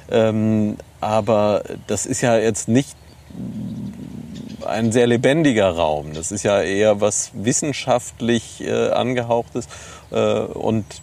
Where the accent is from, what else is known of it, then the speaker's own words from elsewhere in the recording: Neuwied, Rhineland-Palatinate, Germany; Nein, ich komme aus Neuwied.